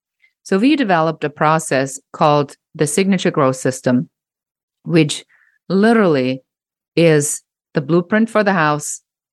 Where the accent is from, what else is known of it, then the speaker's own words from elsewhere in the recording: Germany; English is a second language; moved away; I'm originally a trained photographer and I came from Germany